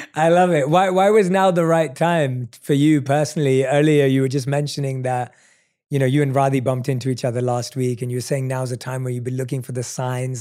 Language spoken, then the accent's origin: English; London, United Kingdom; moved away as an adult; now in Los Angeles, United States; I'm someone who was born and raised in London, but now lives in L